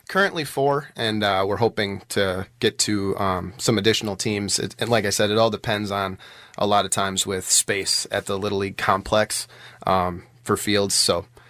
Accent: Allenton, Wisconsin, United States; moved away as an adult; now in West Bend, United States; I grew up in Allenton, um, which is, uh, on the Dodge County side of Allenton

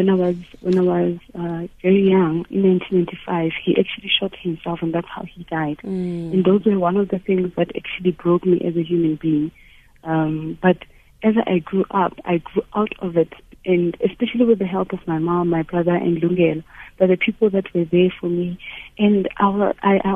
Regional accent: Thaba Nchu, Free State, South Africa; moved away; Growing up in Tabanchu

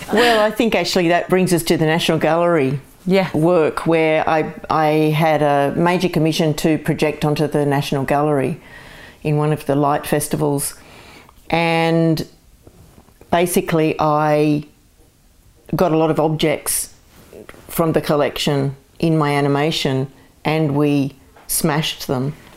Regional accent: Castle Hill, New South Wales, Australia; born or raised there; also born or lived in Glasgow, Scotland / Parramatta, Australia

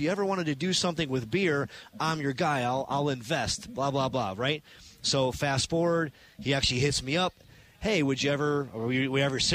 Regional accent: Chicago, Illinois, United States; now in Milwaukee, United States; growing up in Chicago

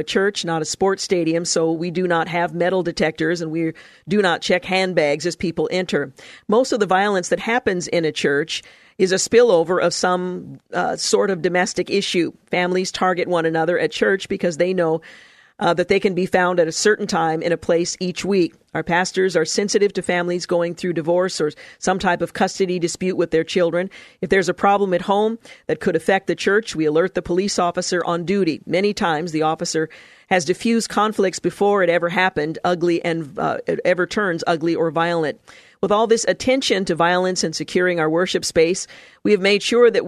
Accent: Louisiana, United States; Church security was something I never heard discussed while growing up in North Louisiana.

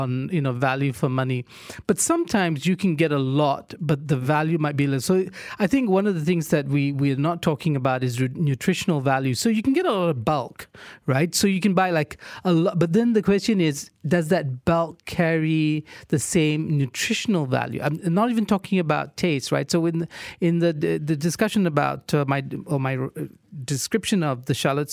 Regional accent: Johor Bahru, Johor, Malaysia; growing up in Johor Bahru, I was living in the city, but, you know, it was suburban Johor Bahru in the 70s

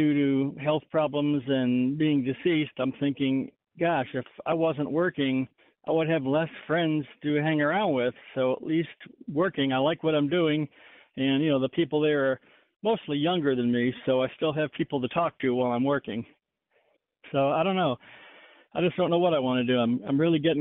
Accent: New York, United States; now in Dallas, United States; my best friend, David Hahn, who I grew up with back in New York when we were kids

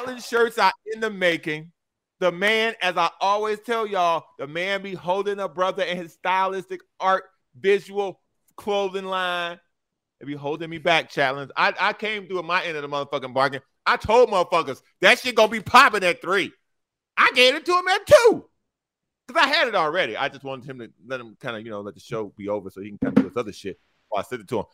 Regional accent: Chicago, Illinois, United States; moved away; I'm from Chicago

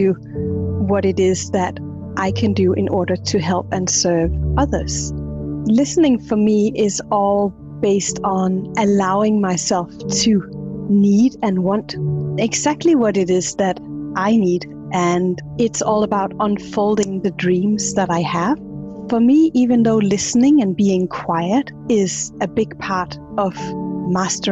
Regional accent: Denmark; from Denmark.

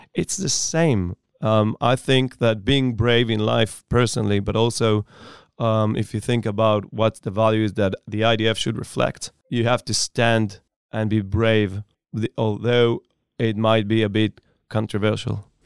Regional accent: Upper Galilee, near Safed, Northern District, Israel; Born and raised in Upper Galilei, Ospina, uh, next to the city of Tzfat.

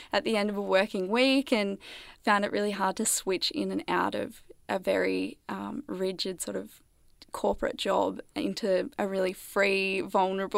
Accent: New South Wales, Australia; now in Melbourne, Australia; I grew up in a small country town in New South Wales

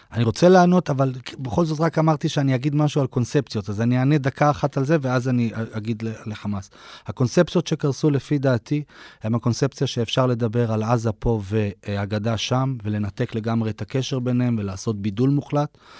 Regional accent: Israel; אני לא פלסטיני, אני לא גר בעזה, אני לא בוחר לפרלמנט הפלסטיני, אני אזרח אה, ישראל

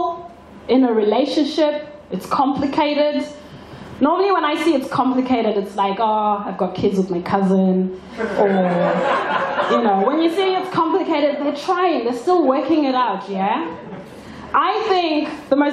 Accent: Zimbabwe; now in Australia; back home in Zimbabwe

